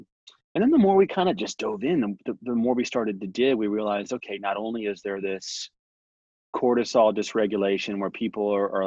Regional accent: San Diego, California, United States; now in Texas, United States; I grew up in San Diego, California, Southern California

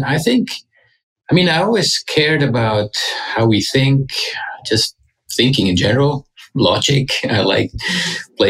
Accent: Switzerland; moved away as an adult; also born or lived in Zurich; now in United States; I grew up in Switzerland.

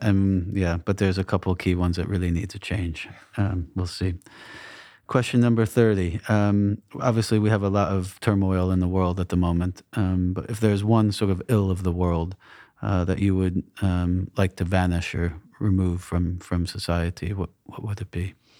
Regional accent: New England, United States; moved away; I grew up in New England

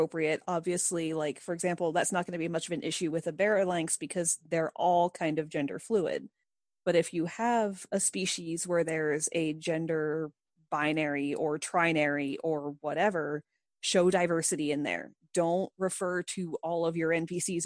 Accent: United States; Monica and I are both Caucasian females who were born and raised in the United States of America.

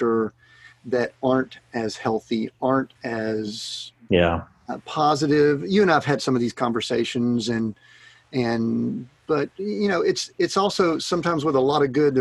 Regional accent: Atlanta, Georgia, United States; we're from Atlanta

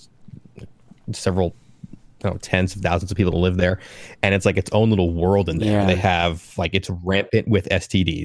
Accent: Long Island, New York, United States; now in Philadelphia, United States; I was born on Long Island, New York

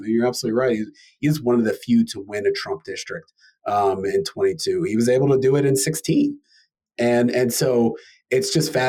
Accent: Houston, Texas, United States; moved away; also born or lived in Pennsylvania; I grew up in Houston, but I spent a lot of time in Pennsylvania.

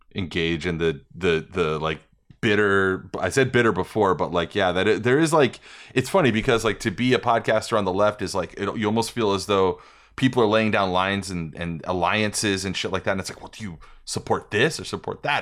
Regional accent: New York, United States; moved away as an adult; also born or lived in Las Vegas; when I was a kid and I was growing up in New York

